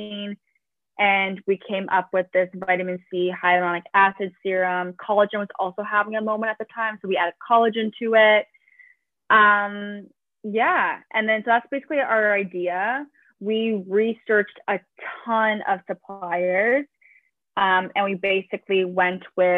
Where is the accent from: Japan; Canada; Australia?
Canada; Toronto, Ontario; I am from Toronto.